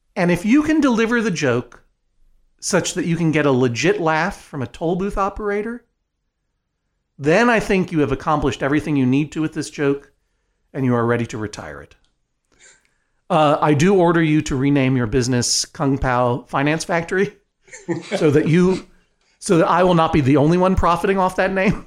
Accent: Brookline, Massachusetts, United States; when I was growing up in Brookline, Massachusetts

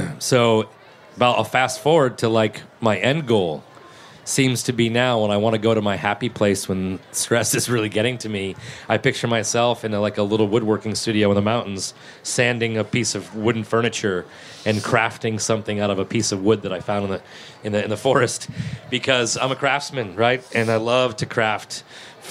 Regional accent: New England, United States; moved away as an adult; also born or lived in Martha's Vineyard / Boston / New Orleans / Atlanta; now in Charleston, United States; I was from New England

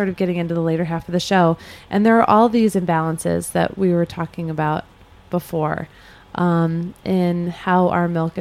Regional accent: Chicago, Illinois, United States; I grew up in Chicago where the Board of Trade is

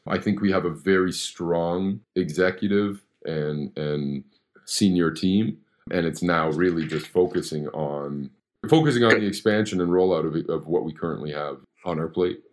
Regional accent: Canada; I'm born and raised in Canada

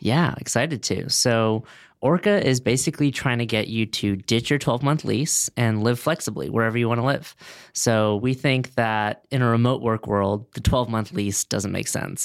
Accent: Los Angeles, California, United States; also born or lived in Boston; I grew up in Westwood, right next to UCLA.

